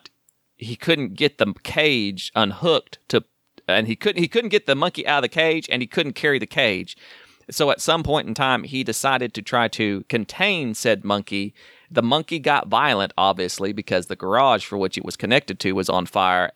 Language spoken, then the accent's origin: English; Wynnewood, Oklahoma, United States; I was born in Wynnewood, Oklahoma.